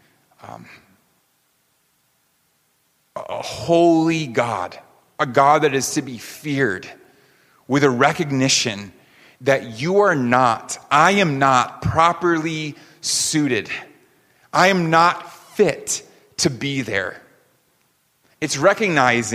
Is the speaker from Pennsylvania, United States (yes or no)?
no; New York, United States; also born or lived in California; I'm a New Yorker